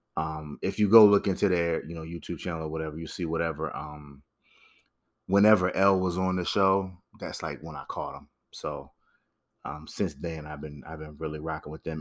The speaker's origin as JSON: {"language": "English", "region": "Connecticut", "country": "United States", "tie": "born or raised there", "said": "I grew up in Connecticut"}